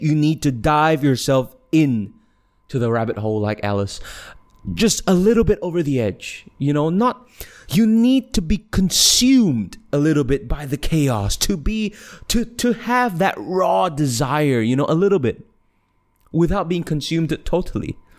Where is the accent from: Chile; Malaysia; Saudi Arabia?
Malaysia; also born or lived in Australia; I'm, I'm from Malaysia